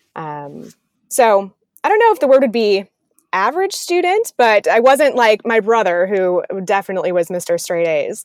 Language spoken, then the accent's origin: English; Wisconsin and Illinois, Midwest, United States; I grew up in the Midwest, um, Wisconsin and Illinois, um, split my childhood between the two of those states